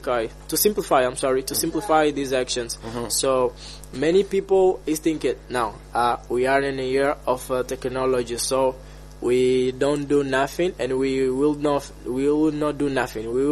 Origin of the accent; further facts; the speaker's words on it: Angola; from Angola